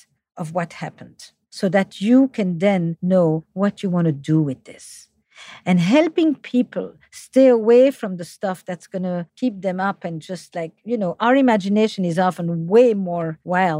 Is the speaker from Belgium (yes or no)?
yes; Flemish part of Belgium, Flanders, Belgium; accent: French; English is a second language; now in United States; I'm from the Flemish part of Belgium, despite my French accent in English